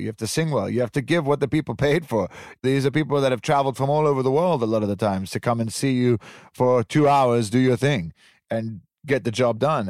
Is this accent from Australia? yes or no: no; Switzerland; moved away; also born or lived in Italian Riviera; I grew up in Switzerland. I grew up on top of a mountain in a very privileged environment